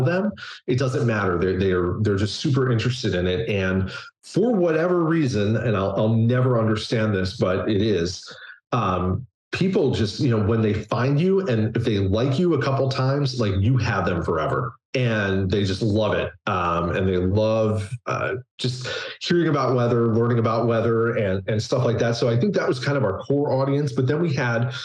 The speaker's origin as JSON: {"language": "English", "region": "New Jersey", "country": "United States", "tie": "born or raised there", "also_born_or_lived": "upstate New York / California / Northeast", "moved": "as an adult", "lives_now": "Houston, United States", "said": "growing up in South Jersey"}